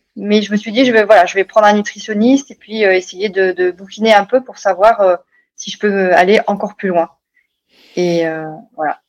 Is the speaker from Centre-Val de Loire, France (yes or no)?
no; Bordeaux, Nouvelle-Aquitaine, France; moved away as an adult; also born or lived in Haute-Savoie; now in Annecy, France; Je suis originaire de Bordeaux, dans le sud-ouest, et ça fait 15 jours que j'habite en Haute-Savoie, à côté de Annecy.